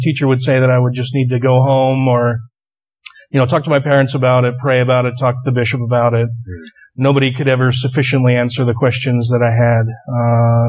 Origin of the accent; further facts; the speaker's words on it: Utah, United States; also born or lived in Wyoming; I was born and raised here in Utah, lived here almost my entire life. We had a brief stint in Wyoming when I was younger.